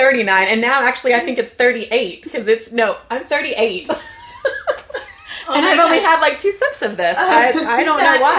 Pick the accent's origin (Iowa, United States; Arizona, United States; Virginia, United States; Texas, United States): Texas, United States; Dallas; I grew up in Dallas and went to A&M.